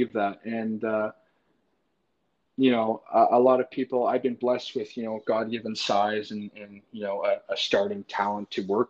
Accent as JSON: {"language": "English", "town": "Brockville", "region": "Ontario", "country": "Canada", "said": "because I am from Canada"}